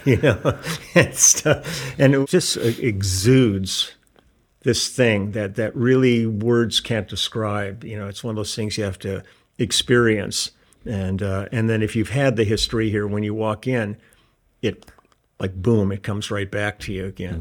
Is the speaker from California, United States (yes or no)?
yes; Los Angeles, California, United States; also born or lived in Milwaukee, Wisconsin; we moved here when I was f, going on five years old. So my roots in Milwaukee aren't, aren't, uh, that deep. You know, I'm pretty much a San Fernando Valley kid.